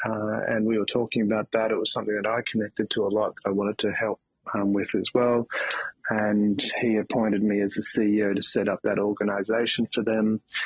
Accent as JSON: {"language": "English", "region": "country Victoria", "country": "Australia", "tie": "born or raised there", "lives_now": "Melbourne, Australia", "said": "I'm in Melbourne, Australia at the moment. I grew up in a small country town in country Victoria"}